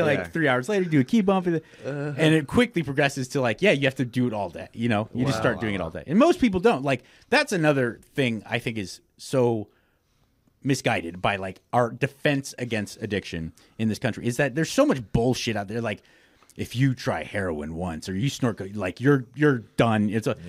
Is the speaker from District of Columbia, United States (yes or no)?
no; Los Angeles, California, United States; moved away as an adult; now in Texas, United States; Born and raised in Los Angeles, California.